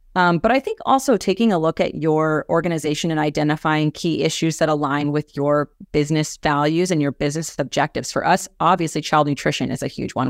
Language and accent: English; Kansas, United States; moved away as an adult; also born or lived in Washington, D.C.; Kansas, my home state